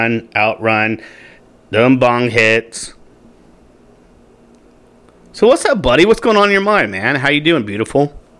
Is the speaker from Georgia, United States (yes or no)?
no; Grants Pass, Oregon, United States; now in Arizona, United States; I was born and made in the United States of America, Grants Pass, Oregon, to be exact. In the backseat of my parents' Pinto, to be exact.